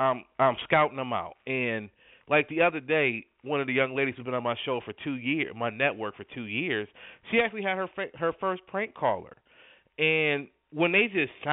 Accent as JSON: {"language": "English", "town": "Buffalo", "region": "New York", "country": "United States", "moved": "yes", "said": "I'm originally from Buffalo, New York."}